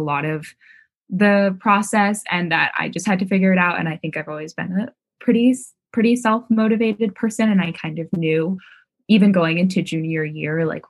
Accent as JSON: {"language": "English", "town": "Baltimore", "region": "Maryland", "country": "United States", "tie": "born or raised there", "moved": "as an adult", "said": "I'm originally from Baltimore, Maryland, where I went to Baltimore City College High School"}